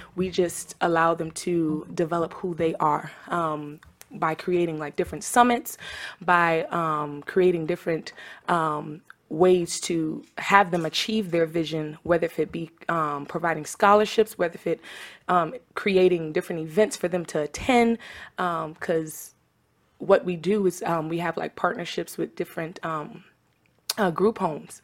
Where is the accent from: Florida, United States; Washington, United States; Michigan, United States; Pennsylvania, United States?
Florida, United States; Tampa; also born or lived in Trinidad and Tobago; I'm from Tampa, Florida, by way of Trinidad and Tobago, so I represent the Caribbean islands.